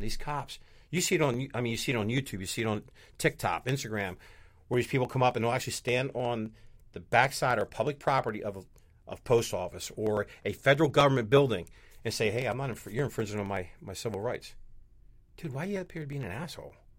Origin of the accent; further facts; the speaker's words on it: New Jersey, United States; I'm from New Jersey